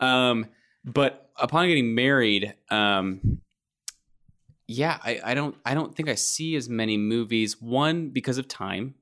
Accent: Kentucky, United States; I grew up in Kentucky. It's a basketball state.

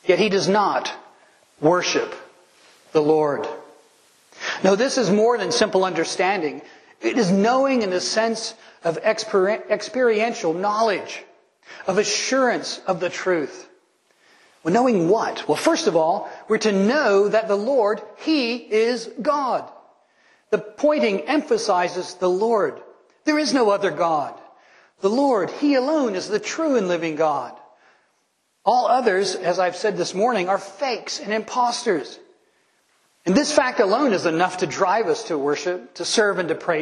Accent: United States; I know I'm American

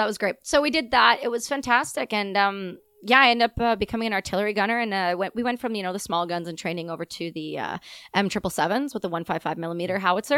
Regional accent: Ontario, Canada; also born or lived in Quebec; I'm from Ontario, the province beside it

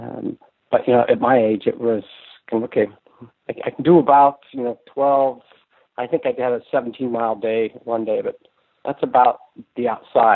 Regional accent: San Francisco Bay Area, California, United States; now in Anacortes, United States; I grew up in California, in the San Francisco Bay Area

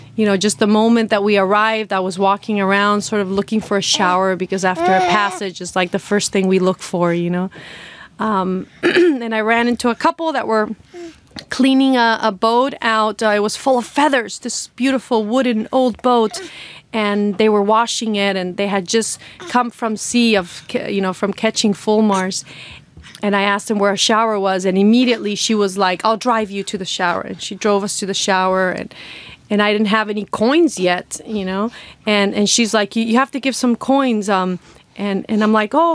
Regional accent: Costa Rica; moved away as an adult; I'm from Costa Rica, and I was living in the Pacific coast

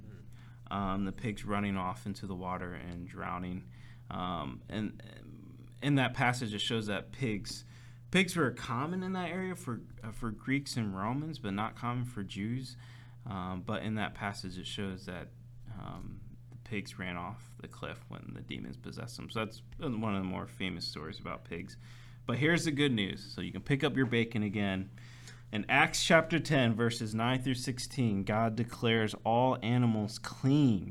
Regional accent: United States; since being American

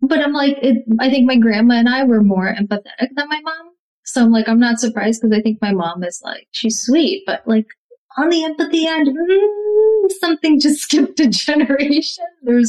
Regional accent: Russia; moved away; And we grew up in Russia, so we didn't have phones.

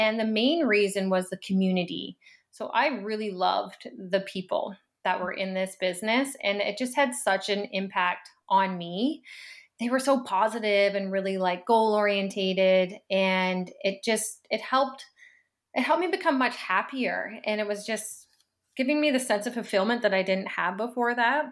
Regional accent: Annapolis Valley, Nova Scotia, Canada; moved away as an adult; now in Halifax, Canada; I grew up, I would say, like a pretty like typical small town life. I'm from the Annapolis Valley

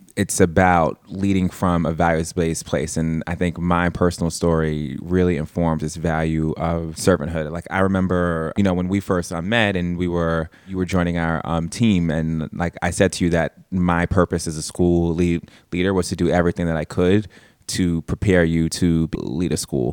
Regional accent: New York City, New York, United States; I'm born and raised in East, um, Harlem.

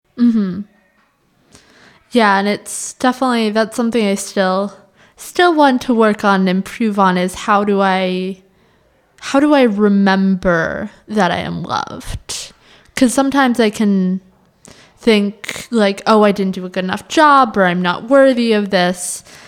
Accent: United States; my growing up in the American, very individualist culture

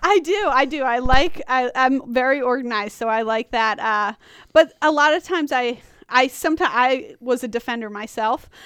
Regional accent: Long Island, New York, United States; moved away as an adult; also born or lived in Washington County, Maryland / Frederick County, Maryland; now in Maryland, United States; I'm from Long Island

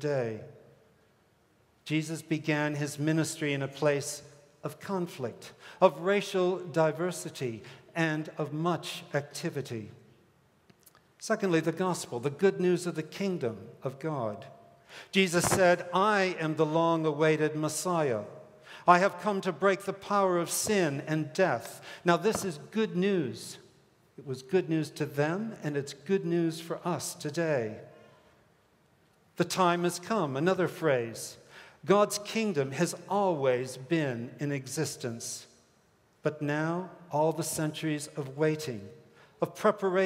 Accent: Hong Kong; moved away; also born or lived in Minneapolis; I grew up in the British colony of Hong Kong.

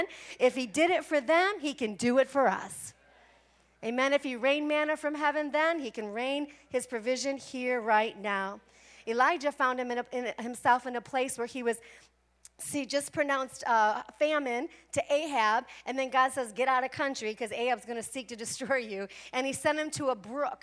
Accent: Midwest, United States; now in Arizona, United States; I'm from the Midwest

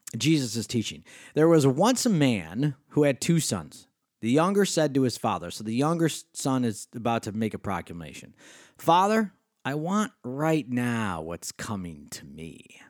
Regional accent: Rochester, New York, United States; accent: Western New York State; I grew up in Rochester, New York

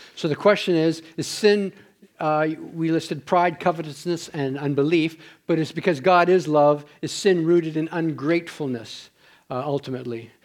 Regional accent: Ontario, Canada; moved away; I'm from Ontario, we do that back there.

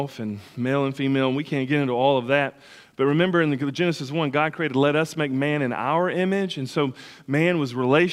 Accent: United States; growing up on the Tennessee River

